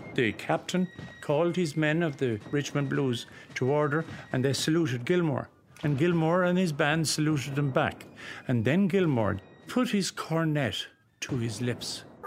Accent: Ballygar, Connacht, Ireland; I was brought up in Ballygar, County Galway, and it's about 10 miles from Roscommon, 19 miles from Athlone

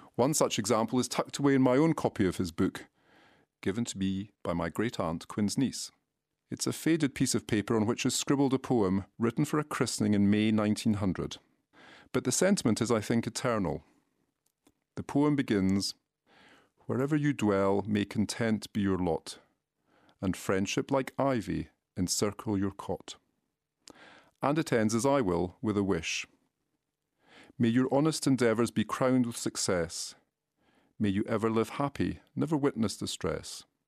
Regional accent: Galashiels, Scotland, United Kingdom; to the Scottish borders to my hometown of Galashiels

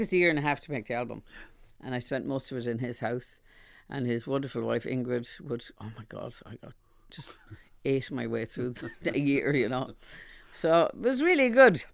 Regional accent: Ireland; also born or lived in London

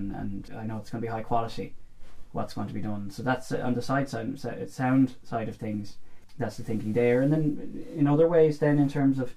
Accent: Dublin, Leinster, Ireland; I'm from Farnham in Dublin

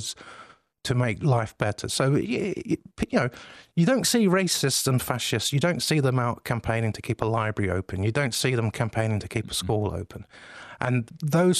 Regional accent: London, United Kingdom; I grew up in Southeast London, which some of your listeners will probably know, on a council estate.

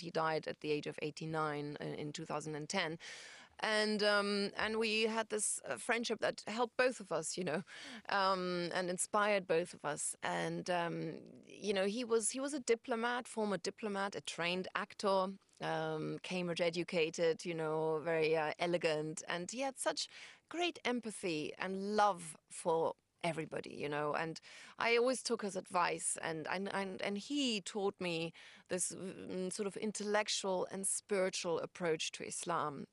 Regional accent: Hamburg, Germany; moved away as an adult; also born or lived in London; I'm from Germany, from Hamburg

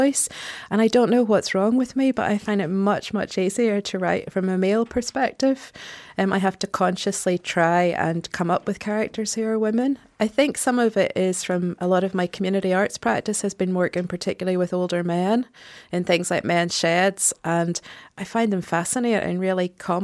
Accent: Ballymena, Northern Ireland, United Kingdom; I grew up in Ballymena in a very Protestant unionist household

